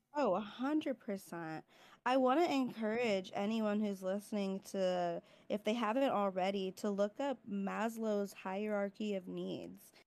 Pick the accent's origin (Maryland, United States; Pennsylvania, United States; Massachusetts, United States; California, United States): California, United States; moved away as an adult; also born or lived in Midwest; from DeWardy, California, but currently I am in nursing school in the Midwest